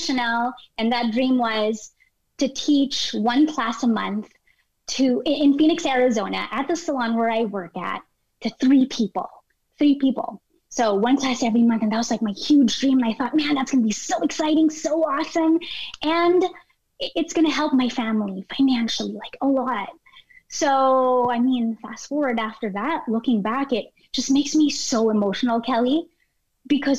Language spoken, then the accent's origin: English; Philippines; moved away; me growing up in the Philippines